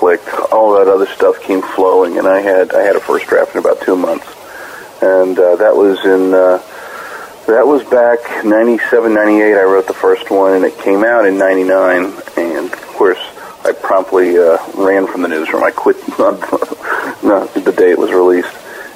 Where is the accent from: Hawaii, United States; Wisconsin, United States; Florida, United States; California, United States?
Florida, United States; I grew up in Florida. I mean, I'm virtually a lifelong resident